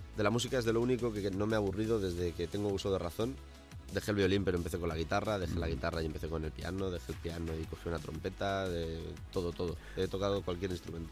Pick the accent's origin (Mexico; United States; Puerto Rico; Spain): Spain; El Puig, Valencian Community; moved away; donde yo vivía, donde me crié, eh, en Valencia